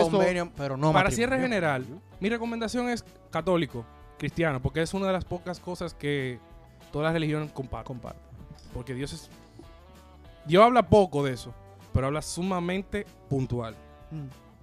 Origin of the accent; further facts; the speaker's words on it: Dominican Republic; Ah, somos dominicanos y somos de la iglesia católica, somos un estado clerical.